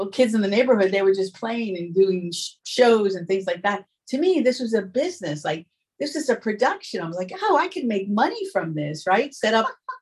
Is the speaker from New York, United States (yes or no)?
yes; New York City, New York, United States; moved away as an adult; also born or lived in Long Island; I'm from New York. Yeah. And I grew up in New York City, and then I moved to the suburbs of Long Island